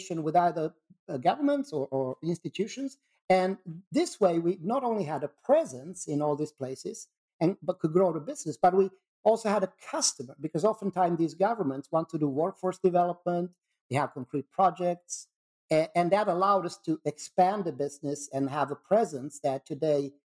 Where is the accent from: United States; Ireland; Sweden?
Sweden; I'm from Sweden